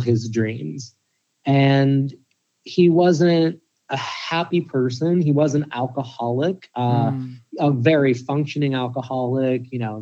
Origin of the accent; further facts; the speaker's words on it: Pittsburgh, Pennsylvania, United States; I grew up in Pittsburgh